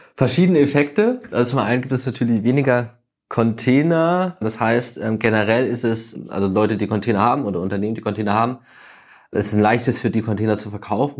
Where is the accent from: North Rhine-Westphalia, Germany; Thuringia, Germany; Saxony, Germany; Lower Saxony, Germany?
Thuringia, Germany; also born or lived in Hamburg; now in Berlin, Germany; ich komme eigentlich aus Thüringen